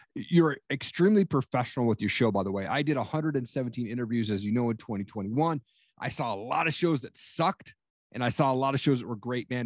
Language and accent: English; Eastern Washington, United States; I grew up in Eastern Washington